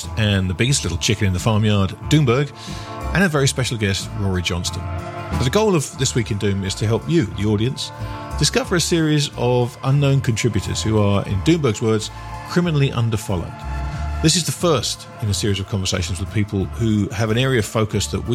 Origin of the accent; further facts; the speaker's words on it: United Kingdom; I'm a Brit